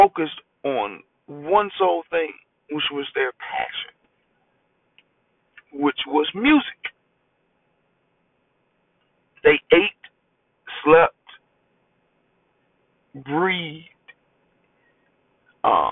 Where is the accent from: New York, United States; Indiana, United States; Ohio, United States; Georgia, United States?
Georgia, United States; Augusta; I am from Augusta, Georgia